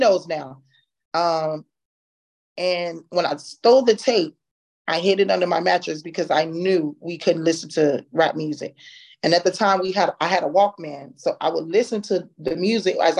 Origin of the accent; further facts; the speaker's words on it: Chicago, Illinois, United States; moved away; also born or lived in Texas / Syracuse; I'm originally from Chicago